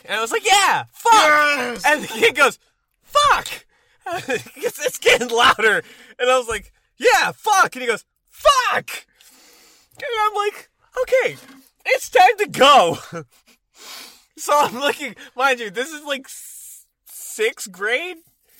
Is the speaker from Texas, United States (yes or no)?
yes; Texas, United States; I grew up in Texas